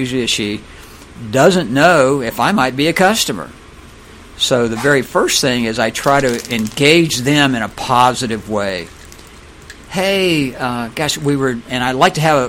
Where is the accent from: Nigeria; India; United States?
United States; Florida; I'm from Florida.